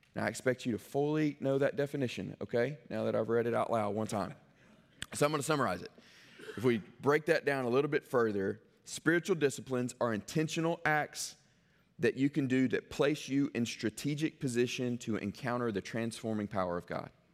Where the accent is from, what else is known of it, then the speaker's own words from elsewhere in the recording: Mississippi, United States; I grew up in Uport, Mississippi